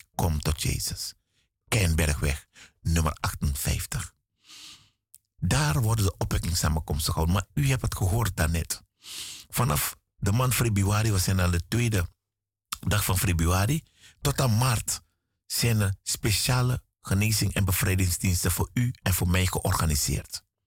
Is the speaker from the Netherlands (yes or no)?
no; Suriname; moved away; Ik kom uit Suriname.